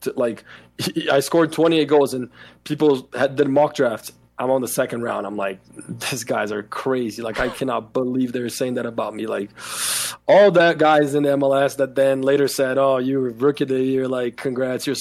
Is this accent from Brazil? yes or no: yes; Brazil; moved away; I'm from Brazil